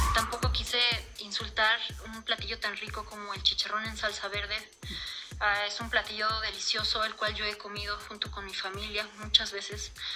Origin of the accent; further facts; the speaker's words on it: Mexico; Yo amo México, amo mi país porque también soy mexicana